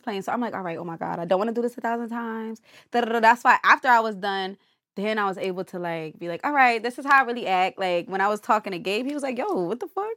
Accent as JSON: {"language": "English", "region": "New Jersey", "country": "United States", "said": "I'm from Jersey."}